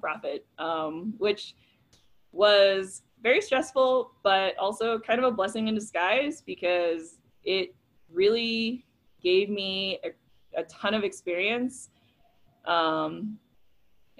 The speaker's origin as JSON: {"language": "English", "region": "New York", "country": "United States", "tie": "born or raised there", "also_born_or_lived": "Mid-South", "moved": "as an adult", "said": "growing up in New York, guns were like not a thing"}